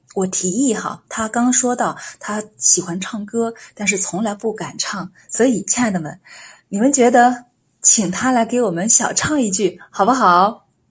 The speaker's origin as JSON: {"language": "Chinese", "country": "China", "said": "我们中国人的通病和谦虚"}